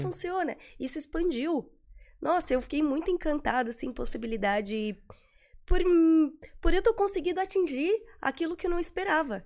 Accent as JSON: {"language": "Portuguese", "town": "Florianópolis", "region": "Santa Catarina", "country": "Brazil", "said": "Eu sou de Florianópolis"}